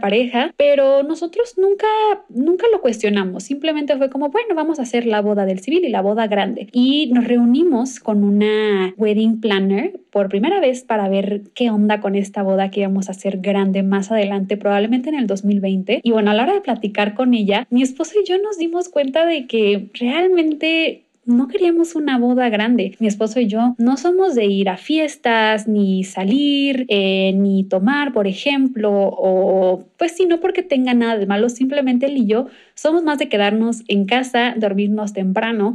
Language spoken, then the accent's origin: Spanish; Cancún, Quintana Roo, Mexico; en Cancún, de donde yo soy